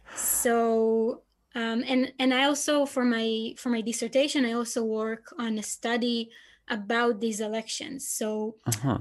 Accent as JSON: {"language": "English", "country": "Israel", "said": "I'm from Israel"}